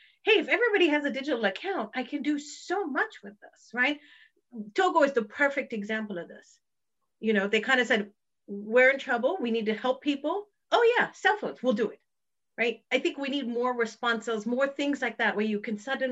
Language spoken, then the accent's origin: English; Kenya; I'm actually Kenyan